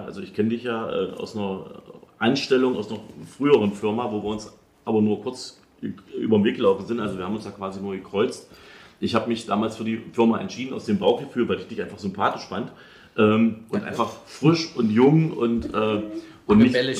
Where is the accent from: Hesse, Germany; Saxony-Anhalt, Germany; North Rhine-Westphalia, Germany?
Saxony-Anhalt, Germany; Halle; ich komme ja aus Halle